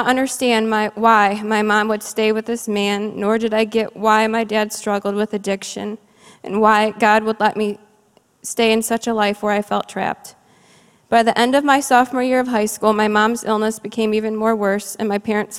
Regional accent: Cleveland, Ohio, United States; I grew up in Cleveland, Ohio, the only child to my parents

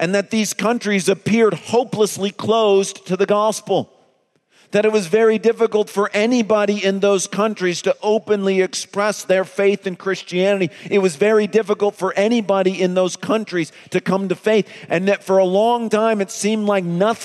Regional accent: East Grand Rapids, Michigan, United States; my hometown of East Grand Rapids

